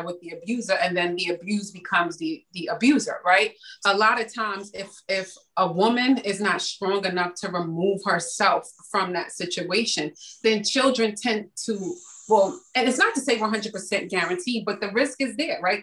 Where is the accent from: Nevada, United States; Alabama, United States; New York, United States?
New York, United States; New York City; growing up in the Bronx during the crack era